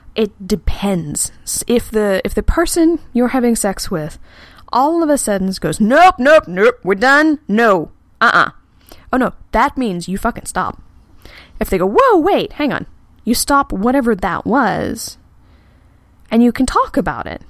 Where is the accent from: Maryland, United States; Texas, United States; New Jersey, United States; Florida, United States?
Texas, United States; I'm from Texas, and I've been in the South for a while